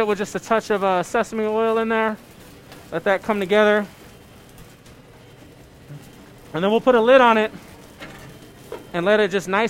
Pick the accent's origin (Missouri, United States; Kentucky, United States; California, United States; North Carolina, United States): California, United States; San Francisco; now in Colorado Springs, United States; So my family's Cajun, Creole. I grew up in Chinatown. I grew up eating lots and lots of dumplings out in San Francisco